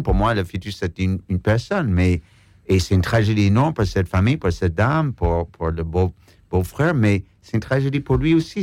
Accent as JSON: {"language": "French", "country": "United States", "moved": "yes", "said": "en tant qu'Américain"}